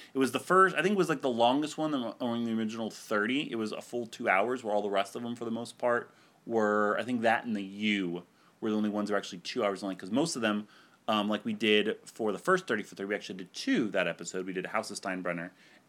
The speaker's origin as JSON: {"language": "English", "region": "Ohio", "country": "United States", "tie": "born there", "moved": "yes", "said": "I was born in Ohio, and I moved to Florida, you know, to two meth capitals of the world."}